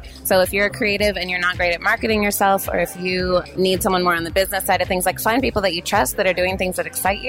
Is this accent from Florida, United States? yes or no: no; Portland, Oregon, United States; I'm from Portland, Oregon